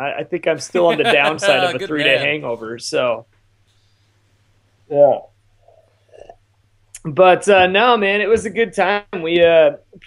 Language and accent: English; Montana, United States; Jesse actually grew up in the same town that I grew up in Montana